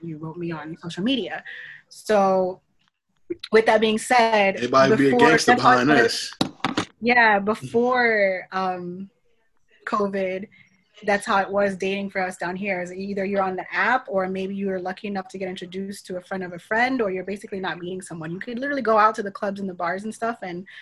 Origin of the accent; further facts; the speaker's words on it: Miami, Florida, United States; Born and raised in Miami, but I'm Haitian for the most part